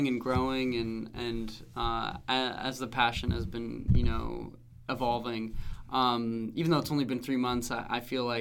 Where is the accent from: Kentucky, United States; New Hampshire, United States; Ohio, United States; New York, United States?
New Hampshire, United States; Francestown; I grew up in Francistown, New Hampshire.